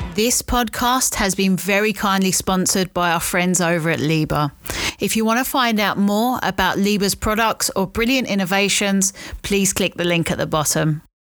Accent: London, United Kingdom; also born or lived in Stockton-on-Tees, England; So at the time, we lived in a flat in Charlton. Um, we then moved to another flat in Blackheath.

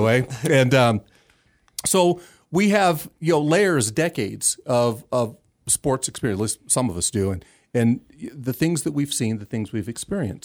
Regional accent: California, United States; those of us growing up in California

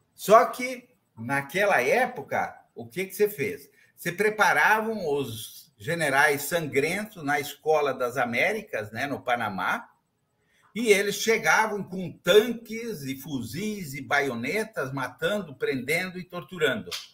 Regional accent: Santa Catarina, Brazil; moved away; also born or lived in Rio Grande do Sul / Paraná / São Paulo; meu estado natal, Haroldo, Santa Catarina

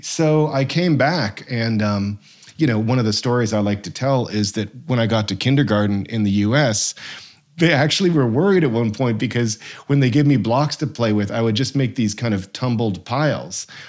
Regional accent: Massachusetts, United States; now in Vermont, United States; I loved growing up in Massachusetts.

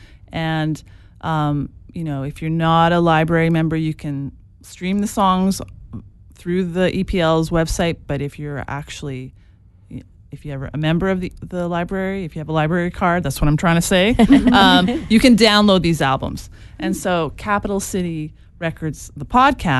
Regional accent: Edmonton, Alberta, Canada; we're from Edmonton

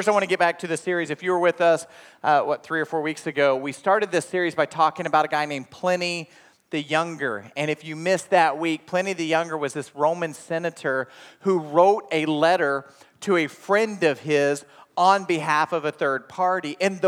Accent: Inola, Oklahoma, United States; From about the age of 5 on, I grew up in Oklahoma. And the town I graduated from is Inola, Oklahoma.

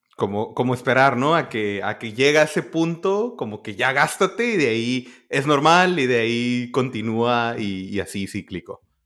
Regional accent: northern border, Mexico; now in United States; Y yo de la frontera.

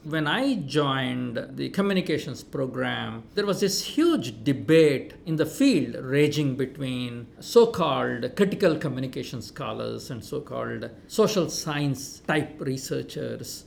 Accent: India; moved away as an adult; also born or lived in Minnesota; Growing up in India

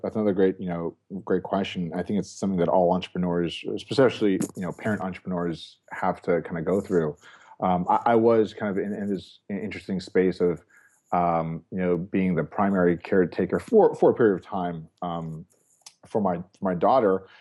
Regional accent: New York, United States; moved away as an adult; now in West Coast, United States; I'm a New Yorker, uh, by, uh, by birth. And there's still, obviously, some New York in me.

